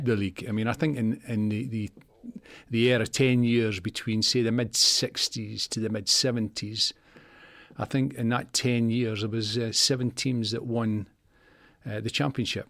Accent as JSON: {"language": "English", "region": "Scotland", "country": "United Kingdom", "also_born_or_lived": "Leeds", "moved": "yes", "said": "I came down from Leeds, uh, two Leeds from Scotland"}